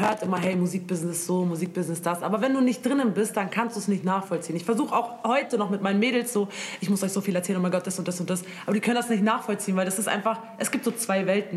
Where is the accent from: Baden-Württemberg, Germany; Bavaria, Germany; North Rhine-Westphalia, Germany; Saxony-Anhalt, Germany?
Bavaria, Germany; Munich; ich komme aus München